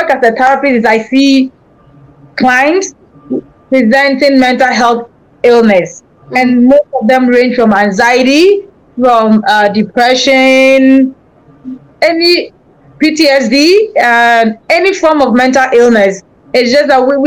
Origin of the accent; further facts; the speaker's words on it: Ghana; moved away as an adult; now in Grand Forks, United States; I'm from Ghana, but I've been a resident in Grand Forks, North Dakota, for the past 7 years.